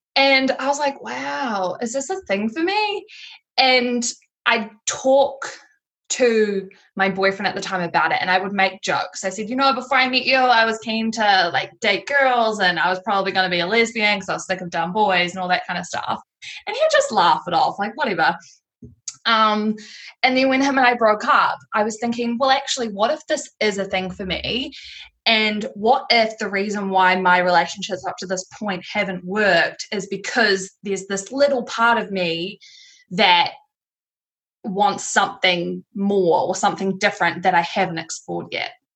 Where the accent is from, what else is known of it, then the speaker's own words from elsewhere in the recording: Tauranga, Bay of Plenty, New Zealand; I've moved back to Tauranga, which is my hometown.